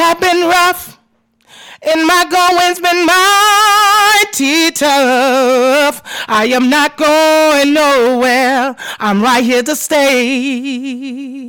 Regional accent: New Orleans, Louisiana, United States; now in Texas, United States; I am from New Orleans, Louisiana. I have lived in Texas since 2005.

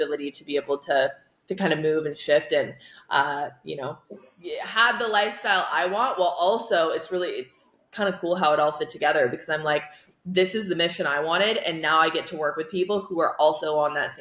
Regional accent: Iowa, United States; I'm originally from Iowa

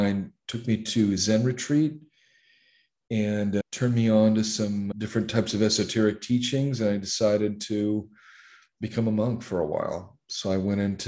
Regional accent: Los Angeles, California, United States; moved away as an adult; also born or lived in Long Beach / Compton / Santa Barbara / Santa Maria; now in Thailand; I am originally from the U.S. I grew up in Los Angeles. I grew up in L.A. and Long Beach and Compton. We moved around a lot as a kid in Southern California

